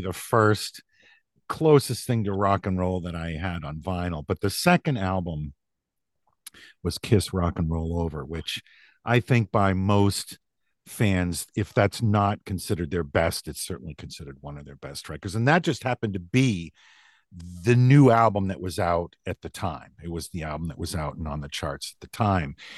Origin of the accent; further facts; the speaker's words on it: about an hour outside of Boston, Massachusetts, United States; also born or lived in New Hampshire; I was born in New Hampshire, but I grew up in Massachusetts, about an hour outside of Boston in what was at the time a pretty small rural town